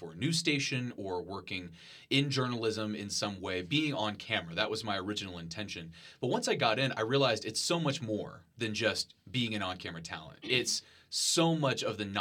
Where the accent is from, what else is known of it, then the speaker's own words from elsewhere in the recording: Marion, Texas, United States; moved away as an adult; now in Lubbock, United States; I grew up in Marion, Texas, which is a small town near San Antonio